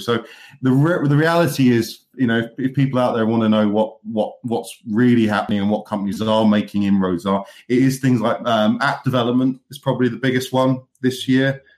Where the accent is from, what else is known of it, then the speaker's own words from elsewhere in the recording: United Kingdom; now in Manchester, United Kingdom; I'm a Brit that also appreciates the American sports.